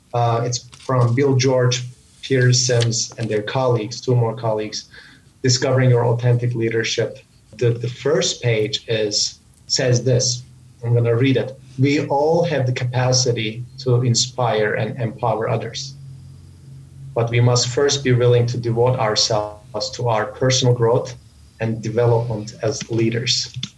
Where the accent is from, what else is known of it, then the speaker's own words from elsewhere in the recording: Samsun, Turkey; moved away as an adult; also born or lived in United States; my hometown in Turkey, Samsun, which is on the northern part of Turkey.